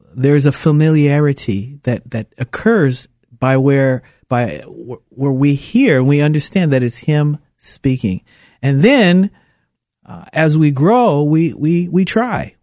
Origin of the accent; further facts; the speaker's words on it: Portland, Oregon, United States; moved away as an adult; also born or lived in Puerto Rico; a city kid that born and raised in Portland